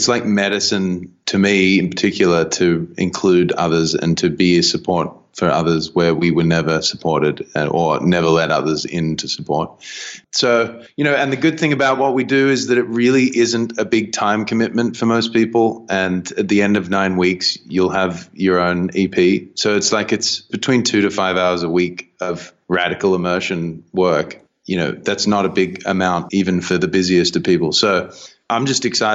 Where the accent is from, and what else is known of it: Australia